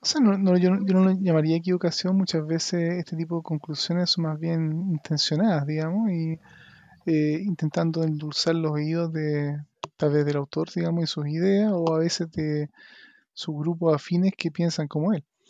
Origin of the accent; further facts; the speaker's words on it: Chile; seamos los chilenos